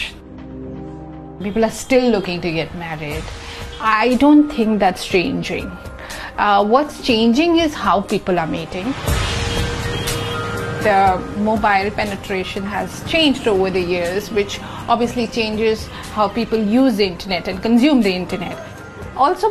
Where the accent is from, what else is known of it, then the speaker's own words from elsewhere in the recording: India; I'm an artist from India.